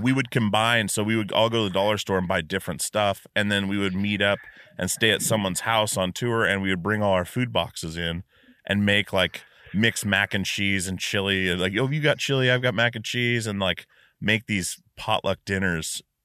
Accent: Alaska, United States; now in Washington, United States; we're from Alaska

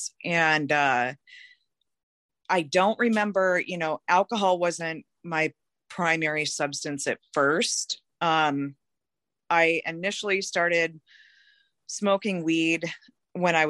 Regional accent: Seattle, Washington, United States; I was born and raised in Seattle, Washington

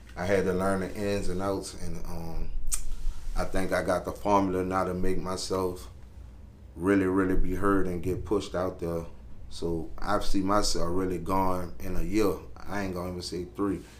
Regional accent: New Orleans, Louisiana, United States; I'm from Uptown New Orleans, Carrollton, 17 Ward

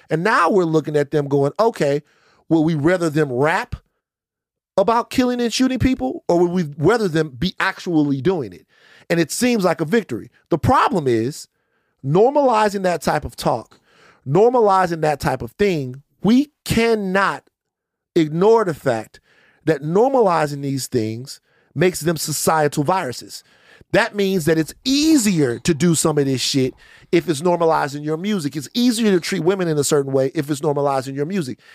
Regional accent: Baton Rouge, Louisiana, United States; moved away; I'm from South Baton Rouge

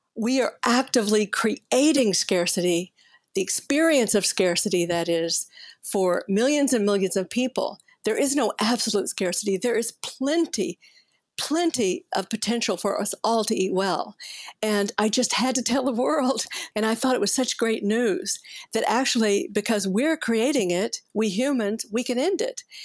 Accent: Fort Worth, Texas, United States; I grew up in Cowtown, and I could almost smell the stockyards from where I lived, right? It was Fort Worth, Texas

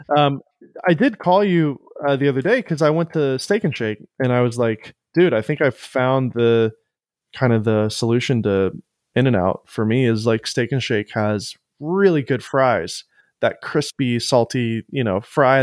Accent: Florida, United States; now in Nashville, United States; I grew up going to Whataburger in Florida all the time when I was younger

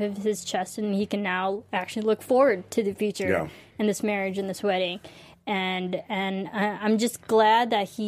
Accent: Illinois, United States; I'm from Illinois.

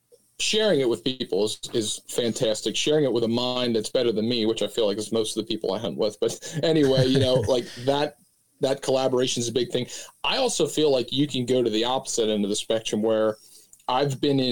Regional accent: Pennsylvania, United States; I'm located down here in Southeast Pennsylvania. I grew up, I could almost see Cabela's from the house I grew u

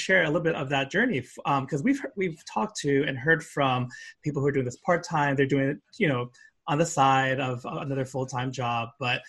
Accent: Northport, New York, United States; now in Somerville, United States; I'm originally from Long Island prior to here. Yeah, out in Suffolk County.

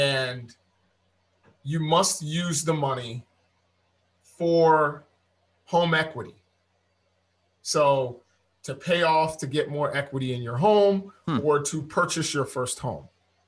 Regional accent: Germany; you hear and learn a lot about the Holocaust growing up in Germany.

